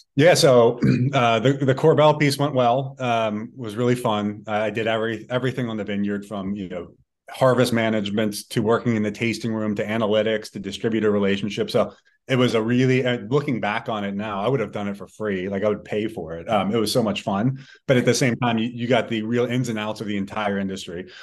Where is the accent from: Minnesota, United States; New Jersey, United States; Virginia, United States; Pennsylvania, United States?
Pennsylvania, United States; Pittsburgh; growing up in Pittsburgh